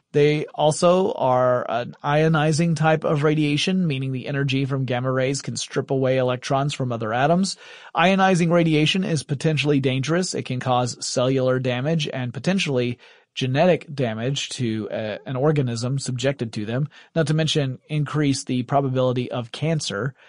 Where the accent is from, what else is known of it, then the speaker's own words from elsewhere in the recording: Deep South, United States; I'm from the Deep South in the United States